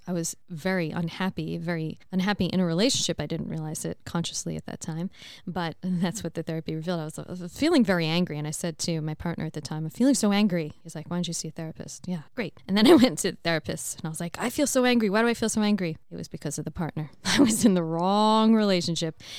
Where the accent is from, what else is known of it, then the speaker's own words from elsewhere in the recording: United States; moved away; As an American